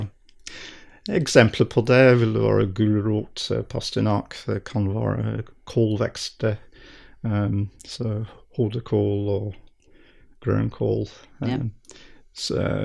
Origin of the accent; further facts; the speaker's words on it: southern England, United Kingdom; Norwegian is a second language; moved away as an adult; also born or lived in Edinburgh, Scotland; now in Norway; jeg vokste opp i England, i Sør-England